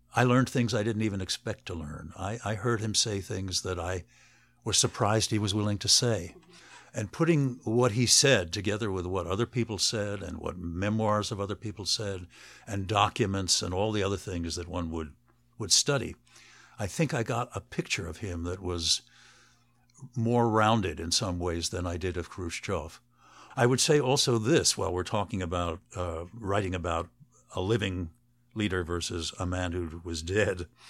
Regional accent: United States; I'm an American professor writing a biography of Gorbachev.

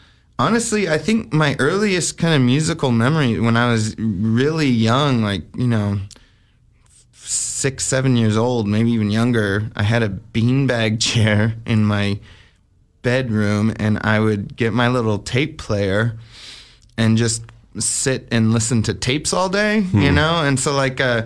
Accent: Albuquerque, New Mexico, United States; I grew up in Albuquerque, New Mexico

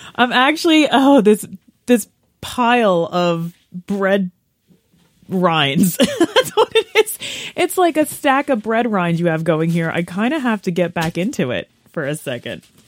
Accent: United States

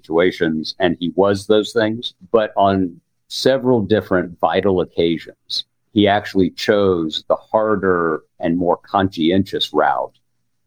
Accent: the American South, United States; I'm a Southerner

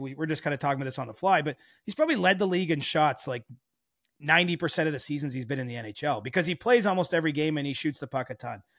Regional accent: Cobourg, Ontario, Canada; moved away; I love Coburg, Ontario, my hometown.

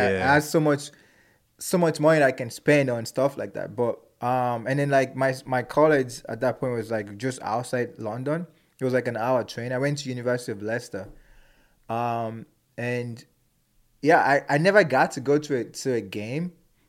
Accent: Nigeria; moved away; So like being an Nigerian and growing up in that part of the world and knowing how to speak my mom's dialect as well. And also growing up here.

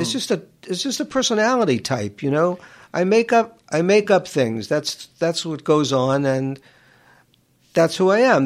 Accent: New York City, New York, United States; I grew up in Queens

